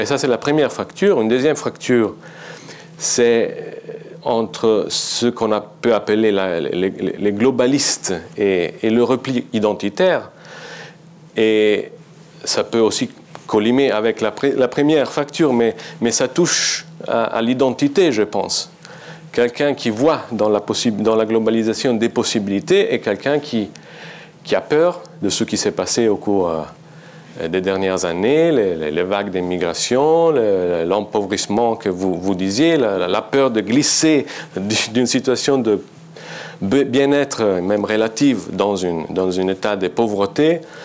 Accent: Italy; French is a second language; Je suis italien et je suis journaliste

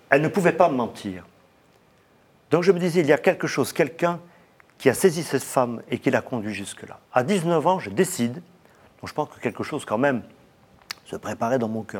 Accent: Aix-en-Provence, Provence-Alpes-Côte d'Azur, France; On a eu la chance d'avoir tout près de chez nous, à Aix-en-Provence, un petit monastère qui s'appelle Notre-Dame de la Cède, qui existe toujours, où j'ai été baptisé

